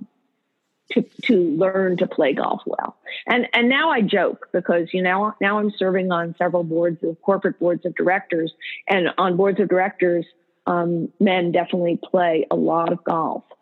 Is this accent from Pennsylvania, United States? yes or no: no; Morristown, New Jersey, United States; we also grew up in Morristown, New Jersey